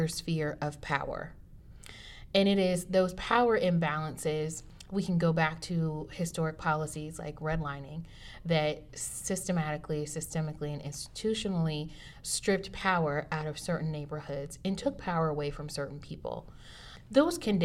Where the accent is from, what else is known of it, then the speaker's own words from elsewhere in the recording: United States; I'm African American, and my ancestors did not choose to come here